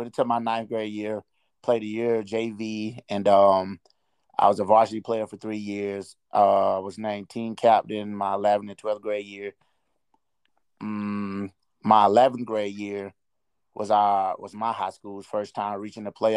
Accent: Madison County, Florida, United States; also born or lived in Tallahassee, Florida; I was born in Tallahassee, Florida, but I moved to Madison County, Florida. It's a small town about 30 minutes west of Tallahassee.

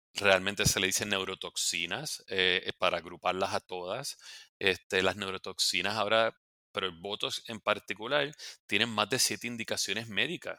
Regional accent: Puerto Rico; moved away as an adult; now in New York City, United States; nací, me crié en Puerto Rico

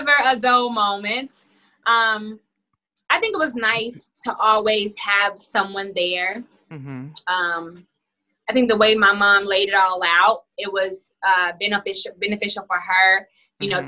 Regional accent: Indianapolis, Indiana, United States; moved away as an adult; now in Atlanta, United States; I'm from Indianapolis, Indiana

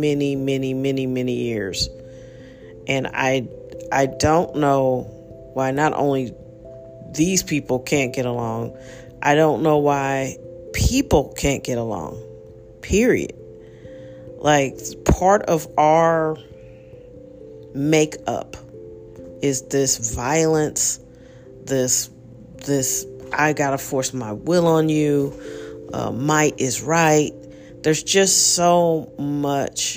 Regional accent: United States; also born or lived in St. Louis, Missouri; as an American

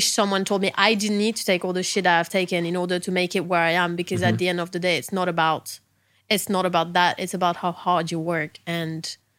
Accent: England, United Kingdom; I'm English. You're going to need more.

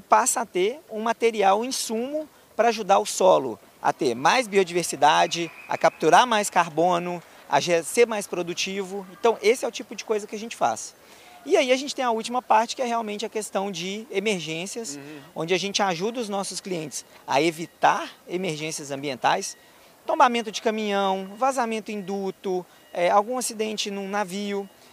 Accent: Belo Horizonte, Minas Gerais, Brazil; sou natural de Belo Horizonte, é, vivi lá a minha vida praticamente toda

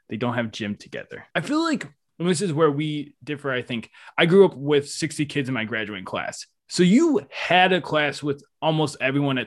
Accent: Western New York, United States; I grew up in Western New York. It was always cold

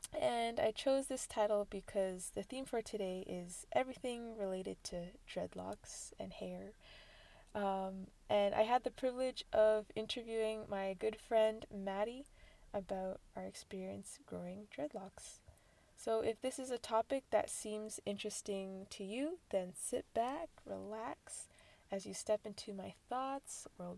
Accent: Ontario, Canada; I'm hailing from Ontario, Canada, with roots in Jamaica, West Africa, and India.

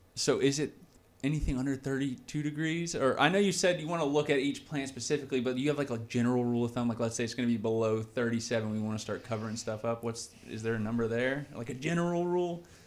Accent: Port Orange, Florida, United States; I'm from Port Orange

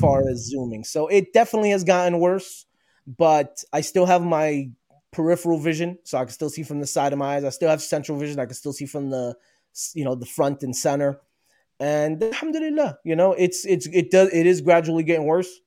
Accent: New Jersey, United States; I was born and raised in New Jersey. Uh, I am Palestinian originally

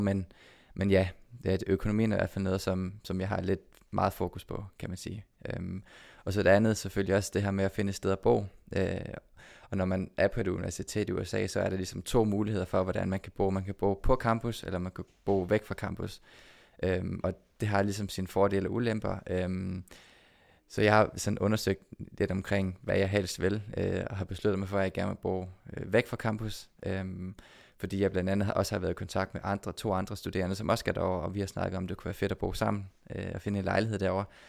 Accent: Odense, Southern Denmark, Denmark; nu er jeg født og opvokset i Odense

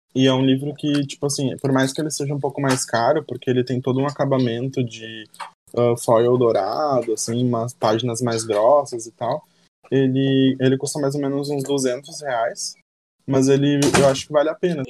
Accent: Porto Alegre, Rio Grande do Sul, Brazil; tanto eu quanto a Jaque, quanto o João a gente é aqui de Porto Alegre

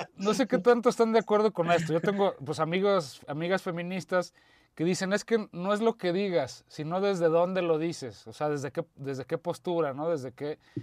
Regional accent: Guadalajara, Jalisco, Mexico; yo como mexa y como tapatío

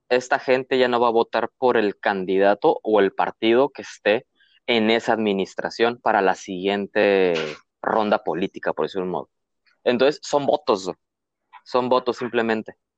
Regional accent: Mexico

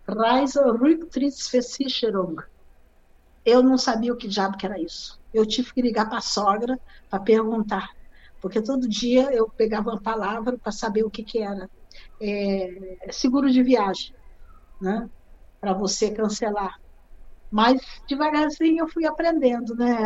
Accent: Rio de Janeiro, Brazil; moved away as an adult; also born or lived in Nova Friburgo, Brazil; now in Germany; Eu venho do Rio de Janeiro

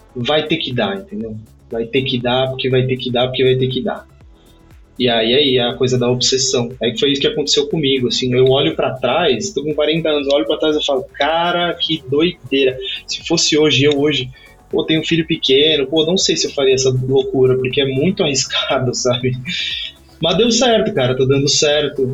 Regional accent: Brazil; moved away as an adult; nós dois somos brasileiros

